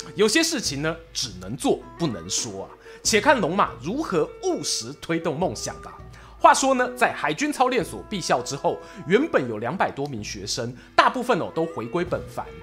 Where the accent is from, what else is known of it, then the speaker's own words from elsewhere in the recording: Yilan, Yilan County, Taiwan; 我们宜兰人